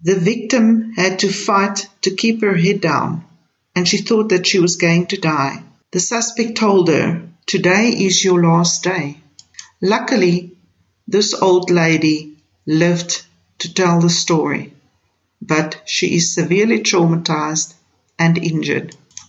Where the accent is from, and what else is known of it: South Africa